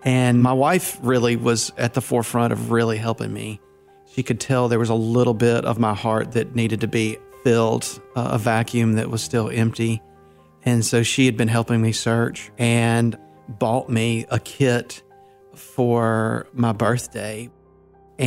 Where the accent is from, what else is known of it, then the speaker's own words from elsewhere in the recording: North Mississippi, United States; also born or lived in Louisiana; I'm a minister from North Mississippi, and I was born in Louisiana in 1968.